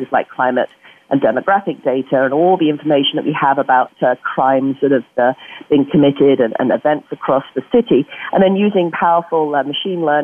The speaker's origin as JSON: {"language": "English", "region": "Yorkshire and the Humber", "country": "United Kingdom", "moved": "yes", "lives_now": "Bay Area, United States", "said": "my home country, West Yorkshire"}